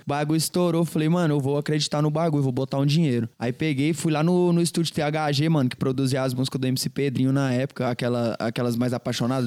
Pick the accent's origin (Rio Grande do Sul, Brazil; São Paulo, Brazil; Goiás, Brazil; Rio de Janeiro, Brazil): Goiás, Brazil; Goiânia; Nascido e criado em Goiânia, pai. Cria mesmo de Goiânia